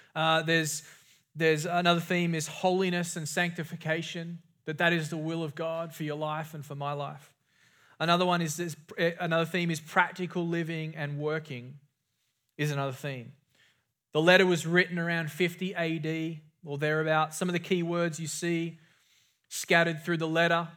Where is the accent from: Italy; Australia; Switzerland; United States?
Australia; growing up in Australia